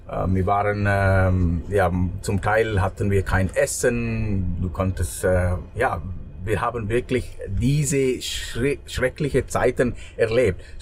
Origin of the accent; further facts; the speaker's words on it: Sri Lanka; German is a second language; now in Switzerland; weil ich bin äh, in Sri Lanka aufgewachsen.